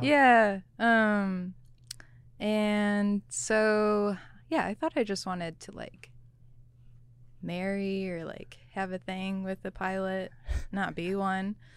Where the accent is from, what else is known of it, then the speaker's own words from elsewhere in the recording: Michigan, United States; moved away as an adult; I grew up in Michigan, went to school in Michigan, and didn't leave until I was in the military.